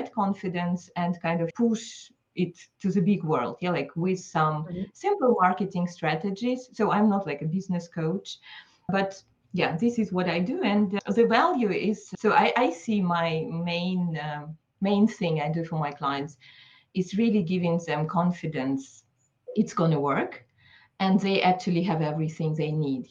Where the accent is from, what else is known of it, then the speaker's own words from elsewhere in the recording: Belarus; now in Geneva, Switzerland; I'm based near Geneva, so just close to Geneva Airport, but originally I'm from Belarus